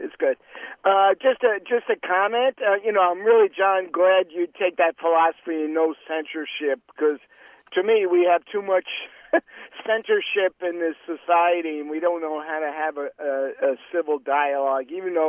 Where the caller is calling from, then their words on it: North Carolina, United States; from North Carolina.